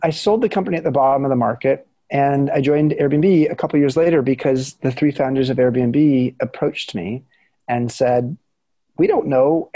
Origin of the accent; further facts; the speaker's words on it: Southern California, United States; also born or lived in Bay Area, California; I grew up in Southern California